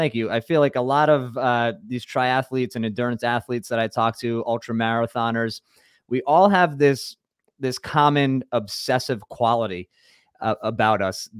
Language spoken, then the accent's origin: English; Rhode Island, United States; because I'm from Rhode Island